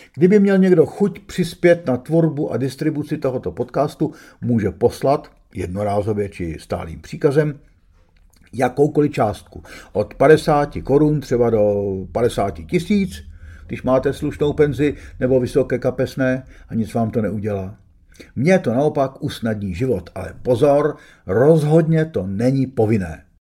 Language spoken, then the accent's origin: Czech; Prague, Czechia; Když mi bylo 16, byl jsem dost starý na to, abych chápal, co ruský tank před naším domem znamená, ale ne natolik starý, aby mi matka dovolila jít na Václavák